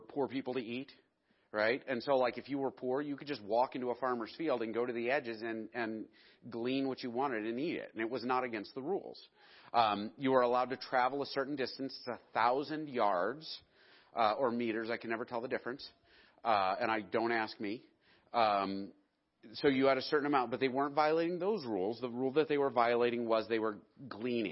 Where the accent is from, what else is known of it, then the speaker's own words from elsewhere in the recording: United States; I'm an American